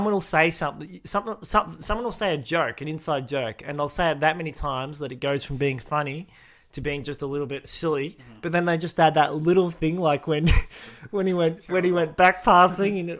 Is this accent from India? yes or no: no; Australia; we would be podcasters who are Australian